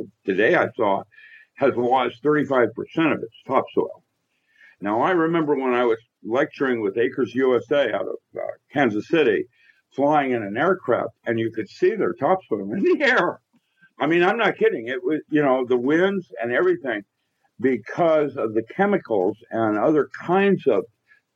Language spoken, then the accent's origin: English; Philippines; when I was growing up in the Philippines, I had Latin in second grade